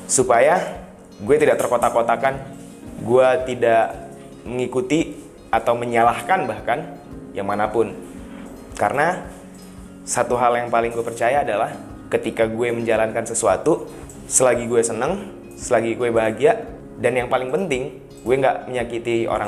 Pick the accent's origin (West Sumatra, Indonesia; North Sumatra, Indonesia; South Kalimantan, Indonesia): West Sumatra, Indonesia; kalau misalnya berbicara soal suku, ras, gue orang Minang.